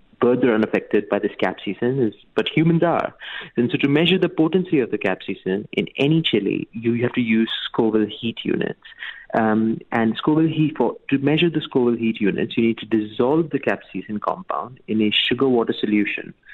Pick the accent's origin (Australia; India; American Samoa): India; Mumbai, Maharashtra; I'm from India, from Bombay specifically, and we have a lot of chaat on like a daily basis